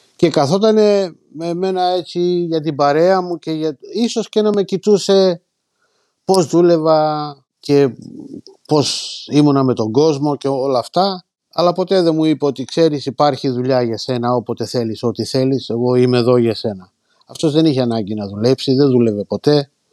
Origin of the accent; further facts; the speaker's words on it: Margariti, Epirus, Greece; moved away as an adult; now in Northampton, United Kingdom; Ήρθα από Μαργαρίτη πρωτίας κατευθείαν Ορθάμπτον